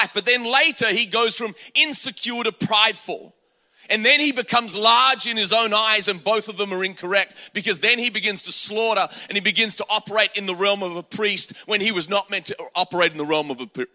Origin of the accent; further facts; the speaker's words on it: Australia; now in United States; I grew up in Australia.